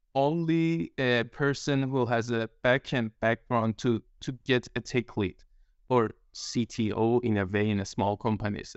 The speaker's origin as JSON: {"language": "English", "country": "Iran", "moved": "yes", "lives_now": "Denmark", "said": "I'm Iranian, living in Denmark"}